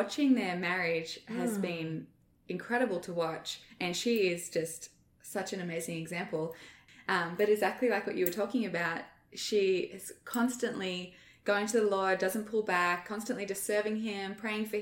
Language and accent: English; Australia; moved away; as an Australian